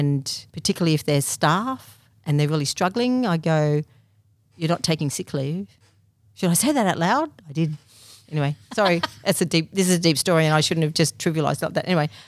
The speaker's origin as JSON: {"language": "English", "town": "Thornton", "region": "Victoria", "country": "Australia", "tie": "born or raised there", "said": "in Thornton, which is a small country town near Lake Eildon."}